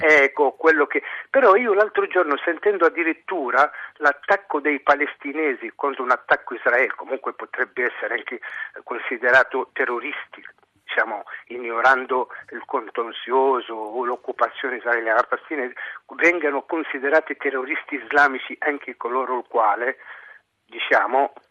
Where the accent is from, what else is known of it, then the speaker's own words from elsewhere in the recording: Tunisia; now in Italy; io sono tunisino.